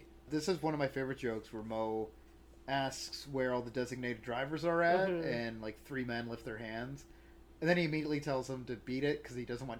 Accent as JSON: {"language": "English", "town": "St. Catharines", "region": "Ontario", "country": "Canada", "tie": "born or raised there", "said": "I grew up with my family not locking doors in St. Catharines because we just lived in areas that were fine"}